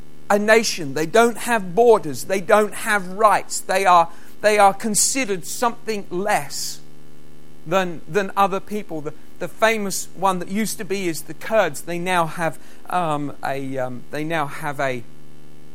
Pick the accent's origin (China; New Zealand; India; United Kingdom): United Kingdom; England; now in Scotland, United Kingdom; I'm English